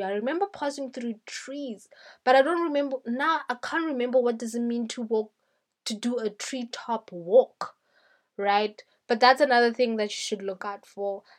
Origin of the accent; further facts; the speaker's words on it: South Africa; I am a South African